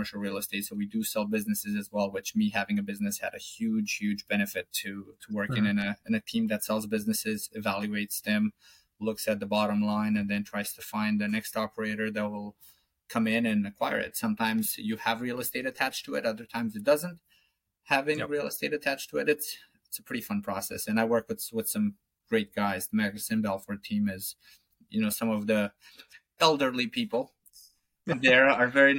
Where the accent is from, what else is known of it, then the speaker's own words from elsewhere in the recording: Romania; moved away as an adult; now in Falmouth, United States; I'm from Romania